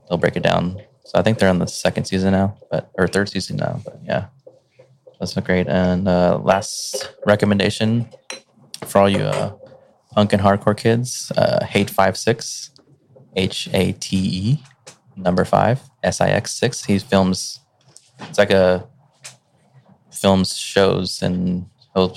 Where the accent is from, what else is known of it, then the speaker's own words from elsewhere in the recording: Gardena, California, United States; also born or lived in Torrance; I grew up in Gardena